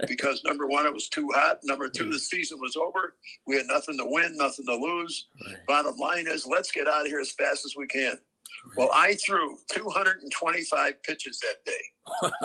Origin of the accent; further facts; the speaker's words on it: Chicago, Illinois, United States; we're born and raised in Chicago